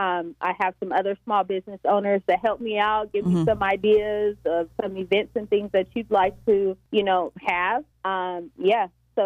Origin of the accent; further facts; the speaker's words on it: Oxnard, California, United States; Which is funny because I'm from Oxnard.